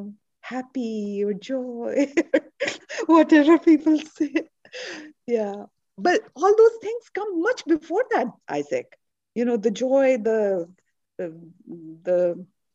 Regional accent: India; moved away; I'm Indian

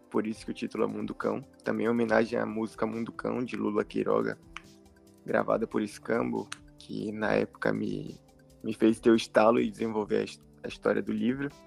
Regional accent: Salvador, Bahia, Brazil; É, eu sou baiano, de Salvador. Tenho 25 anos

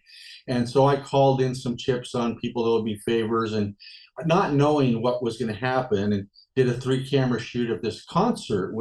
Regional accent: Los Angeles, California, United States; I grew up in Los Angeles

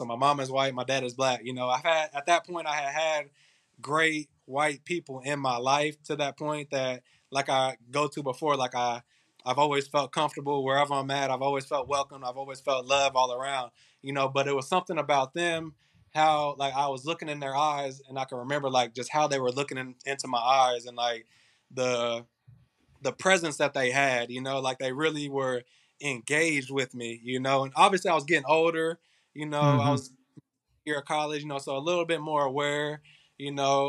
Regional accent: Indiana, United States; they're already offering me a school full ride scholarship in my home state, you know, about an hour and a half north of Kokomo.

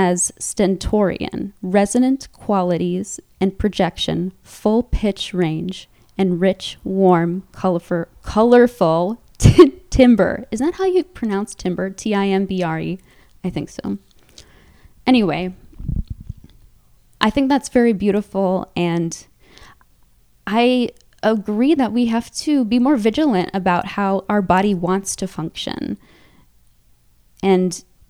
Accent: Wisconsin, United States; accent: Midwestern; moved away; also born or lived in Illinois / Virginia; I grew up in Wisconsin, but I grew up mainly around coastal Wisconsin and coastal Illinois, which is part of the inland North region.

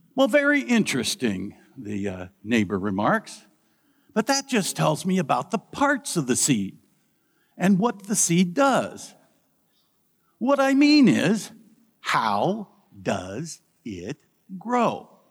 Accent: Midwest, United States; Growing up in the Midwest, where corn is king

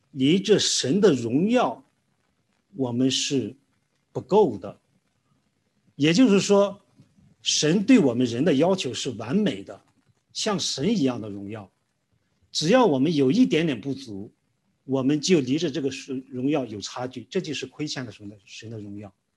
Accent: Weifang, Shandong, China; moved away as an adult; also born or lived in Qingdao; 我是来自山东青岛的，啊，然后我的父母呢，就是我从小长大的地方是在潍坊

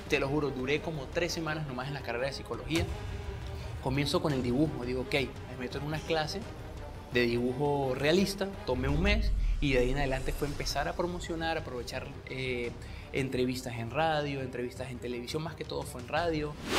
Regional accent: Venezuela; moved away as an adult; now in Mexico; soy venezolano en, un país mexicano.

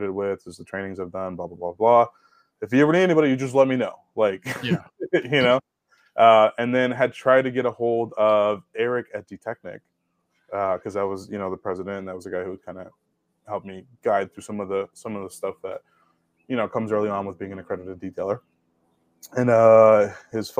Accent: Oakland, California, United States; moved away as an adult; also born or lived in Tracy, California; now in Chicago, United States; I was born in Oakland.

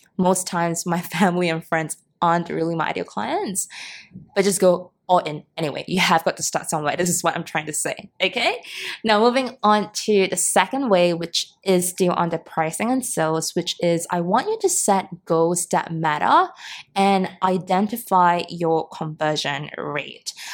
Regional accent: Singapore; born or raised there

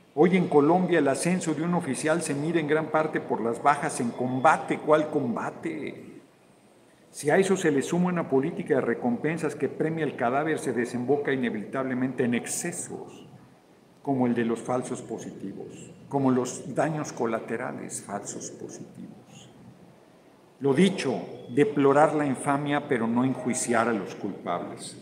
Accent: Mexico; Yo vengo orgullosísimo de ser mexicano, no, no me voy a ningún lugar yo soy mexicano

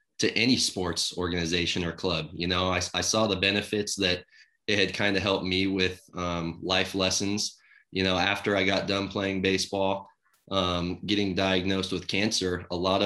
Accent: Carson City, Nevada, United States; growing up in Carson City and having it be my hometown team.

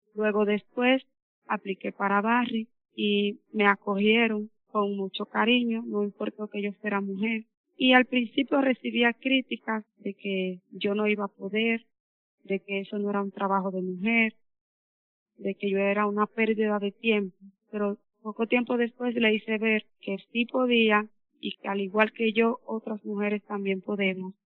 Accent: Piedra Blanca, Monseñor Nouel, Dominican Republic; soy de Pira Blanca, Monseñor Noel

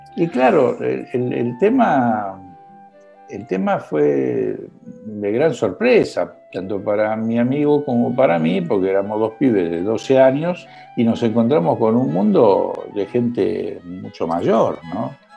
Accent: Buenos Aires, Argentina; ¿Dónde nací? En el Club Gimnasia y Esgrima de Villa del Parque

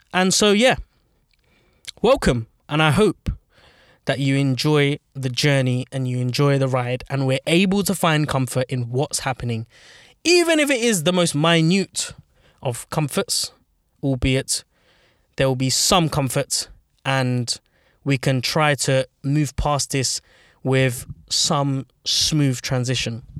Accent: London, United Kingdom; I grew up in North London. I grew up very, very close to Highbury, um, a little place in London called Archway

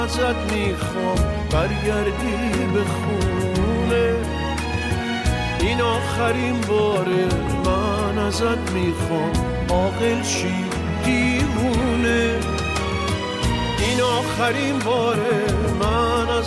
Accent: Tehran, Tehran Province, Iran; born there; من در همون نوزده خرداد 1328 در خیابان شهرستانی در میدان نزدیک میدان فوزی به دنیا آمدم

